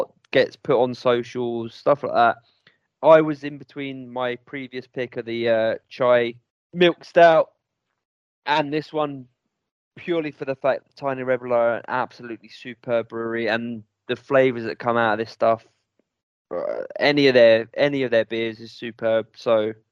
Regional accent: London, United Kingdom; being a Londoner

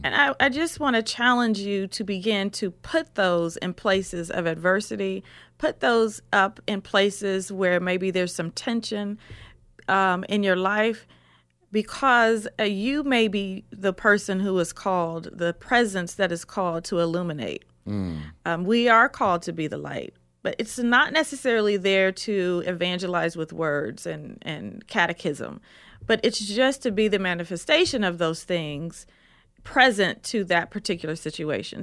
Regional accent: Columbus, Ohio, United States; I'm from Columbus, Ohio

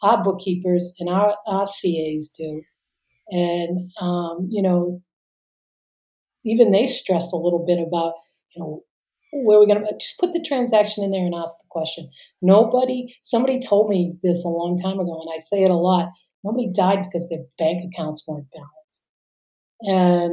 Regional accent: Boston, Massachusetts, United States; where I grew up in Boston

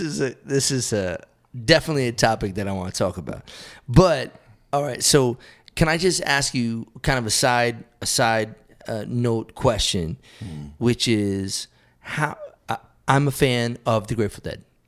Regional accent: South Hadley, Massachusetts, United States; South Hadley, Massachusetts

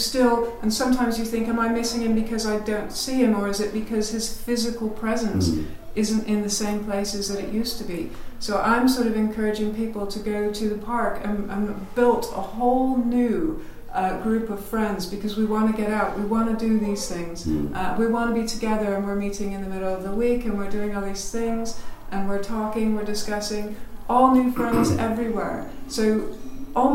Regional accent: Amersham, South East England, United Kingdom; also born or lived in California; It was Amersham in Buckinghamshire.

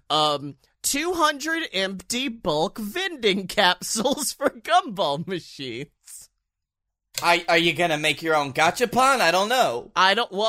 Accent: Utica, New York, United States; Well, I'm from Utica and I've never heard

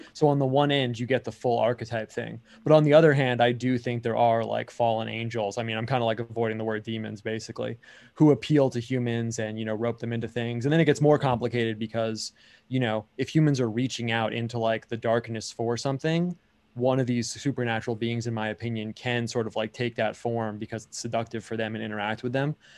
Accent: United States; I am like American

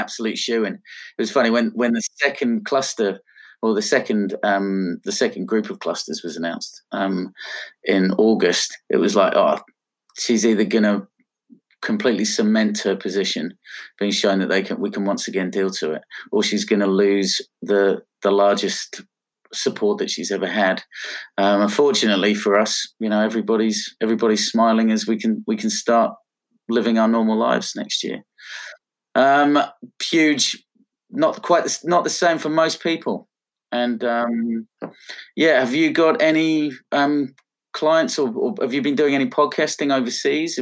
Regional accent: Pom, England, United Kingdom; now in Australia; being a POM, as you can tell by my silly accent

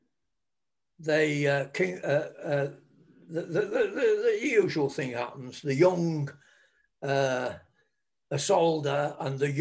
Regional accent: England, United Kingdom; We're English

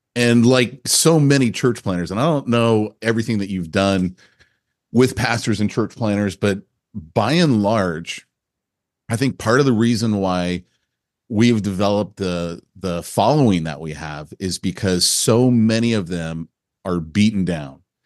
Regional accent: Burlingame, California, United States; moved away as an adult; also born or lived in San Bruno; now in Texas, United States; I grew up in Burlingame and San Bruno, and then moved to Southern California to go to college

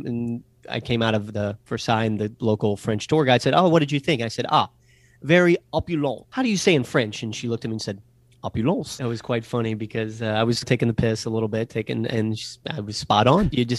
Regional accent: Yorkshire and the Humber, United Kingdom; I'm from Yorkshire

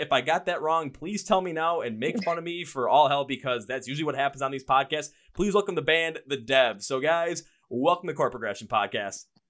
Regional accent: Milwaukee, Wisconsin, United States; up here where I'm from, Milwaukee

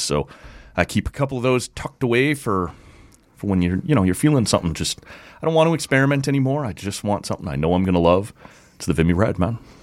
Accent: Ottawa, Ontario, Canada; my hometown

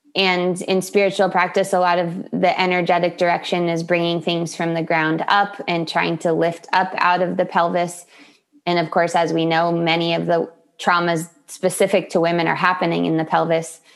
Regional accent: Solana Beach, California, United States; I am in Solana Beach, California, my hometown

